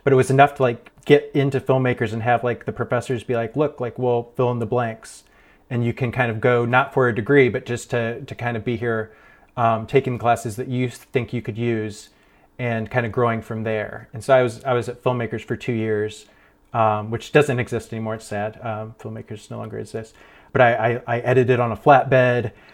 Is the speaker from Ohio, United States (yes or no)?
yes; Ohio, United States; moved away as an adult; also born or lived in Erie, Pennsylvania; now in Pittsburgh, United States; I grew up in Ohio, and, uh, then I, I moved to Pennsylvania for college